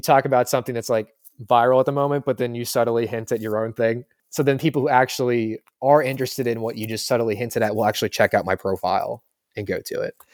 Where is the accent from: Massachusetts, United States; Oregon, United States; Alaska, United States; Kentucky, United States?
Kentucky, United States; Louisville; I'm from Louisville